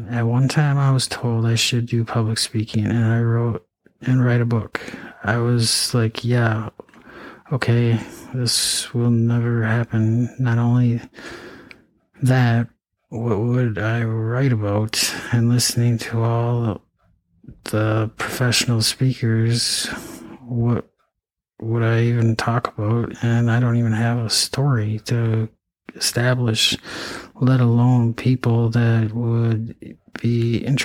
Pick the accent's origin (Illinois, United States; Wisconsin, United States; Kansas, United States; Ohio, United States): Wisconsin, United States; Eau Claire; also born or lived in Altoona, Wisconsin / St. Cloud, Minnesota; I went to, you know, high school in Eau Claire, Altoona, I mean. I was born in Eau Claire.